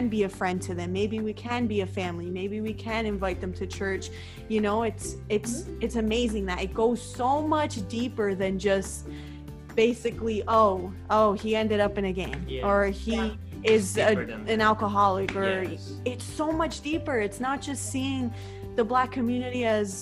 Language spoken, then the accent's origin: English; United States; we're from the States, all the way far away from Toronto